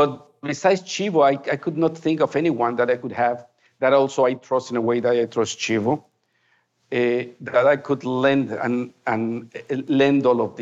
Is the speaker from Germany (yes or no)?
no; Mexico; first language Spanish; English is a second language